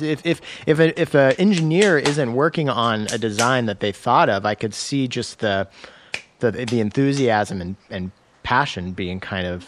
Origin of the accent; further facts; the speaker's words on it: Central Cascades, Washington, United States; I grew up in Central Cascades, basically smack dab in the middle of Washington State